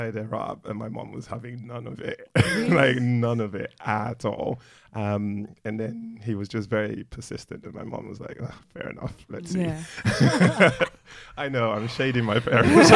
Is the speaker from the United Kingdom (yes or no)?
yes; London, United Kingdom; also born or lived in Nigeria / Croydon; I grew up in Streatham, which is very multicultural.